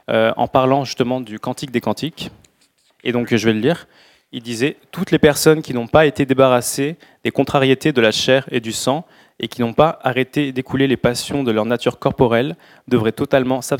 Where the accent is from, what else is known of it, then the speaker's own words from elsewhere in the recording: Australia; comme je viens d'Australie, pour moi, j'aurais plutôt tendance à dire que c'était une journée ensoleillée de juillet.